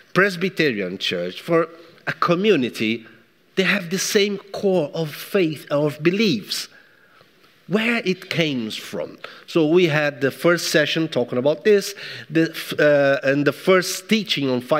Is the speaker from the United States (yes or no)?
no; Brazil; now in England, United Kingdom; I'm from Brazil.